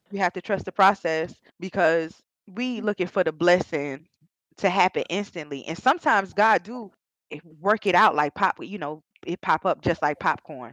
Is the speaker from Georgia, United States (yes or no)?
yes; Georgia, United States; I was raised in Georgia